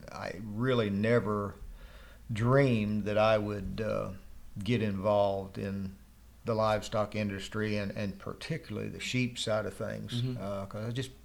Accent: Glencoe, Oklahoma, United States; also born or lived in Dora, New Mexico; I was born and raised here in Glencoe and graduated from high school here, went to Oklahoma State

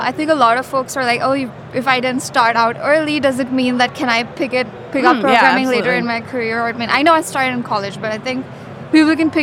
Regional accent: India; So I live in India. I grew up in India.

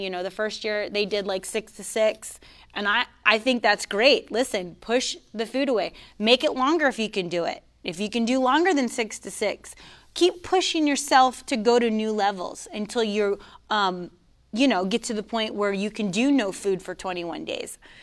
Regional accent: Coral Springs, Florida, United States; moved away as an adult; also born or lived in Virginia Beach; I'm from Coral Springs. I'm, I'm raised, born and raised in South Florida

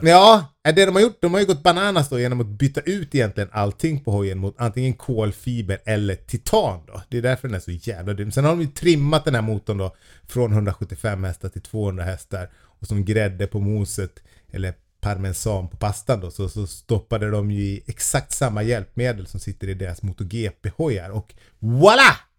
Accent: Sweden; vi svenskar

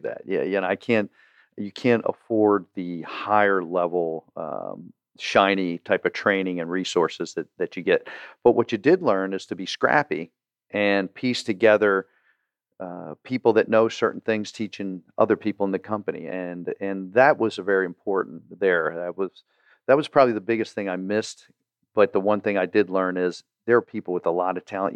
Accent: Baltimore, Maryland, United States; growing up in Baltimore

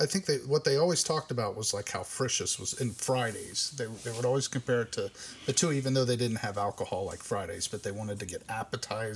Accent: Batesville, Indiana, United States; I was born right here in Batesville. I went to grade school at St. Louis and high school here in Batesville as well

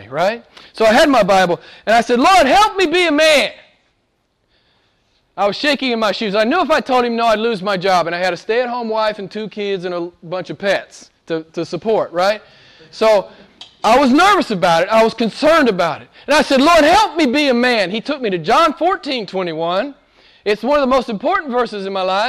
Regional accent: United States; I'm from America

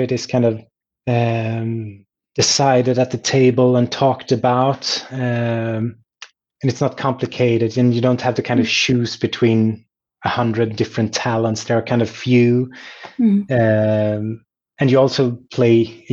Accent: Sweden; my hometown

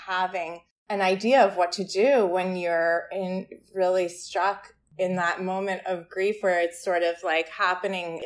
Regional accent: Ithaca, New York, United States; in Ithaca, in our hometown, in my hometown

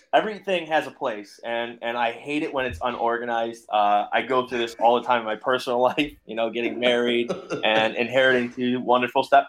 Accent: Buffalo, New York, United States; moved away; growing up in Western New York, which was Buffalo area

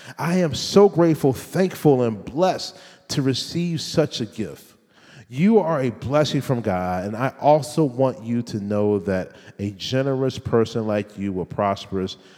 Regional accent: Richmond, Virginia, United States; I'm from Richland, Virginia

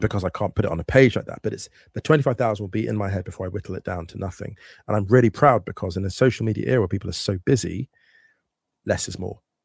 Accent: West Drayton, London, United Kingdom; moved away as an adult; now in Berlin, Germany; I grew up in West Drayton around working class people

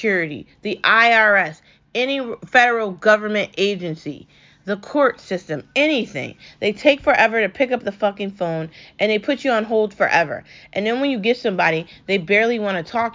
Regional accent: United States; I was born into this country legally

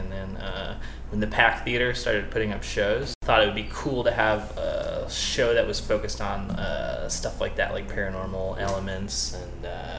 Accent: New York City, New York, United States; also born or lived in Buffalo; I grew up in New York City

